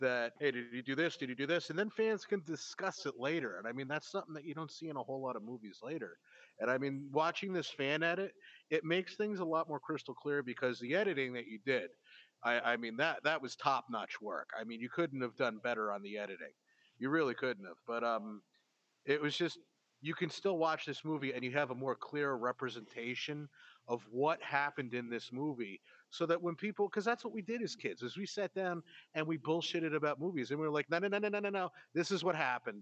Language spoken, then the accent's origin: English; New Jersey, United States; growing up in New Jersey